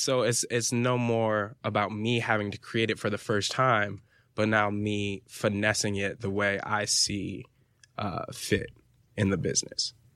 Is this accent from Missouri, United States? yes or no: no; Fort Lauderdale, Florida, United States; I'm from Fort Lauderdale, Florida